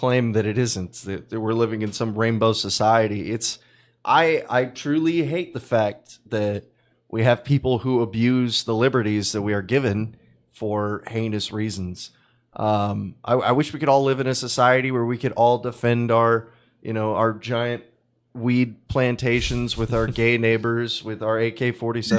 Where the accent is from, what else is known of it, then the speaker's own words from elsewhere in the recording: Texas, United States; I'm from Texas